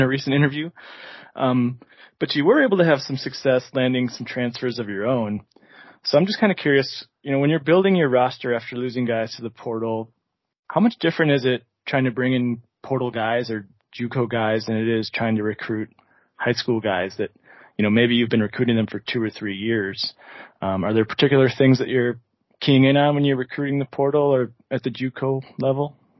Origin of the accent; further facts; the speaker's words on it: Grafton, Wisconsin, United States; also born or lived in Green Bay, Wisconsin; I grew up in Grafton